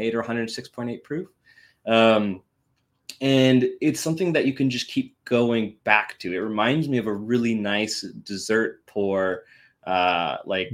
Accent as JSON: {"language": "English", "region": "Washington", "country": "United States", "said": "I'm from Washington after all"}